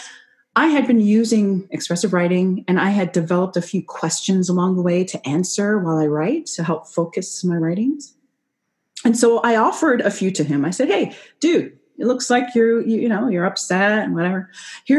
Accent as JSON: {"language": "English", "country": "Canada", "said": "I'm not American, I'm Canadian"}